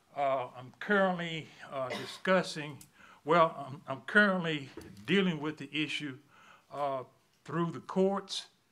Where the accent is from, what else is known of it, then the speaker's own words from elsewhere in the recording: Auburn, United States; I'm from Auburn. I was born and raised in Auburn